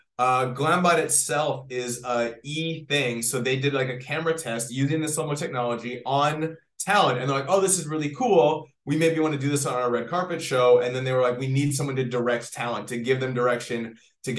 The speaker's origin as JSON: {"language": "English", "country": "Canada", "moved": "as an adult", "lives_now": "Los Angeles, United States", "said": "I am from Canada. I moved to LA many, many years ago"}